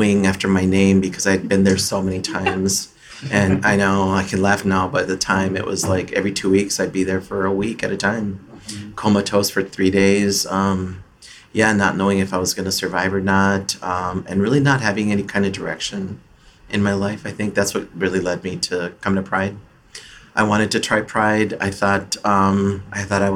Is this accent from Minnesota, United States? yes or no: yes; Twin Cities, Minnesota, United States; I'm from the Twin Cities area